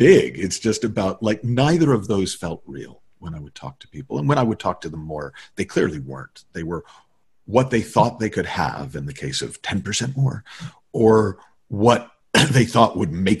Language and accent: English; New England, United States; now in Los Angeles, United States; I'm living in LA, have been since, but I, as a kid, I grew up in New England.